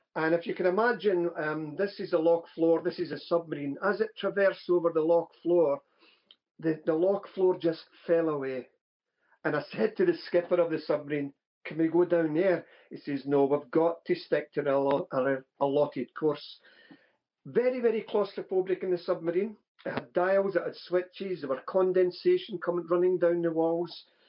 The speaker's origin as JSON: {"language": "English", "region": "Scotland", "country": "United Kingdom", "tie": "born or raised there", "said": "growing up in Scotland"}